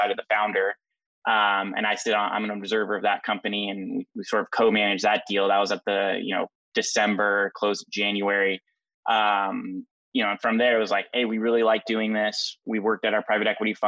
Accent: Dana Point, California, United States; also born or lived in Los Angeles; originally born and raised in Southern California, in Dana Point. Back in LA now

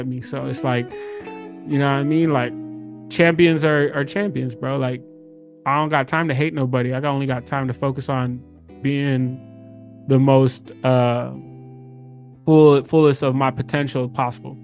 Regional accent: Inland Empire, east of LA, California, United States; I was born in Inland Empire, east of LA. My parents were from Egypt. I was born out here.

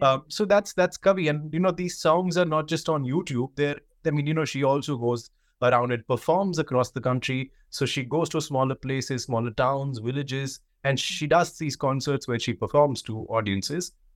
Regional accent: India; growing up in India

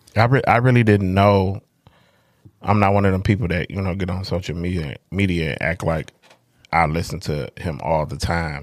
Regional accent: Detroit, Michigan, United States; I'm from the North End, and it's a bunch of people that grew up with me

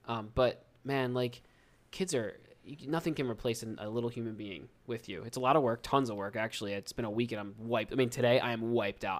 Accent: New Jersey, United States; accent: South Jersey Philly accent; we're from Southern New Jersey. It's like twenty, thirty minutes outside of Philadelphia, and the Philadelphia accent, those two accents are very similar and almost the same, and I never noticed it, 'cause I was, that's what I grew up speaking

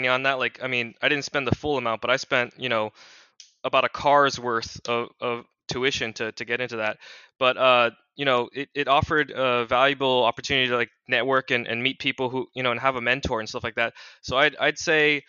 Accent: Washington, United States; born and raised in Washington State. Very familiar with the Seattle Tacoma area

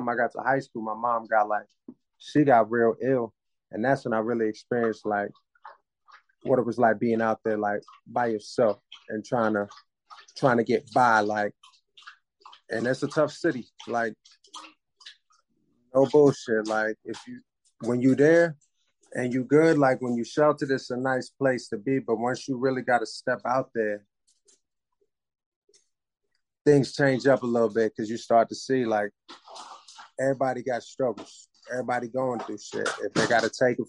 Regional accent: Jacksonville, Florida, United States; also born or lived in Cambridge, Massachusetts; now in Louisville, United States; I'm originally from Cambridge, Massachusetts. Grew up in Jacksonville, Florida. Currently in Louisville, Kentucky

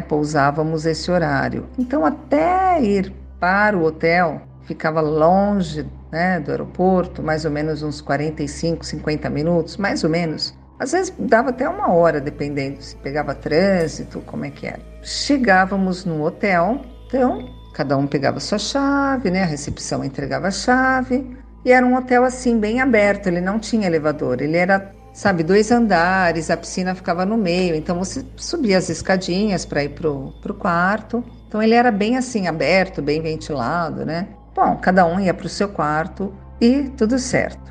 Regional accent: São Caetano do Sul, São Paulo, Brazil; now in Sorocaba, Brazil; Sou de São Caetano do Sul

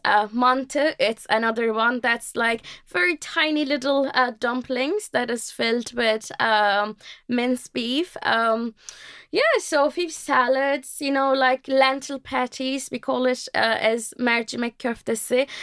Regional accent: Turkey; moved away as an adult; now in Ireland; I am, uh, from Turkey originally, um, and, um, I've been living in Ireland almost for, uh, four years

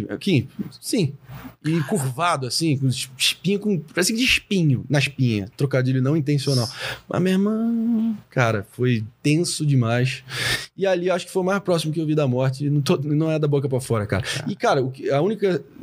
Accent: Brazil; Mas é. como nós somos brasileiros, nós somos mais sábios que eles.

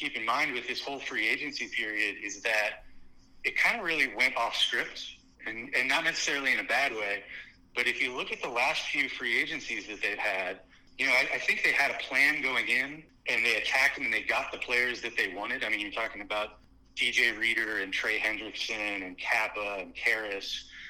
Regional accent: Cincinnati, Ohio, United States; moved away as an adult; also born or lived in New York; now in Los Angeles, United States; born and raised in Cincinnati. Lived there, went to high school there, went to UC.

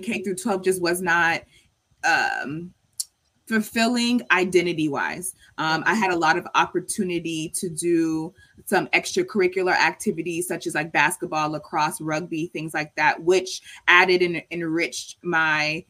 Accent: Marietta, Georgia, United States; moved away as an adult; also born or lived in Houston, Texas / New York City; I grew up in Marietta, which is like in the middle part of Cobb County

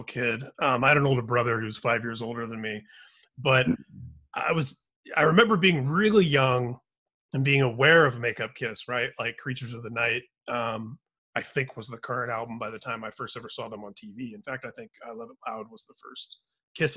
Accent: Indiana, United States; I grew up in Indiana

